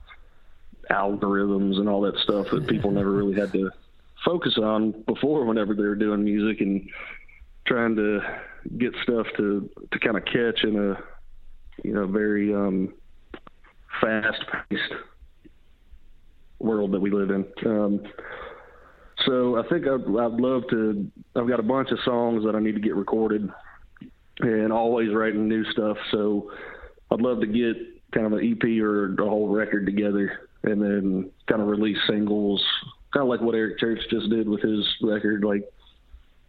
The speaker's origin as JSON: {"language": "English", "region": "western North Carolina", "country": "United States", "tie": "born or raised there", "moved": "as an adult", "lives_now": "Nashville, United States", "said": "I grew up in North Carolina, up in the western part, up in the mountains"}